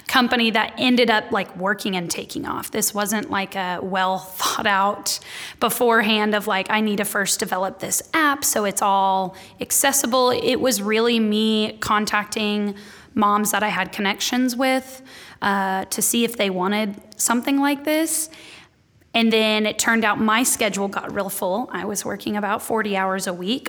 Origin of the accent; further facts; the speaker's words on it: Dallas, Texas, United States; also born or lived in Waco, Texas; I was a communications major who has now started two businesses from the Dallas area, so just an hour and a half north.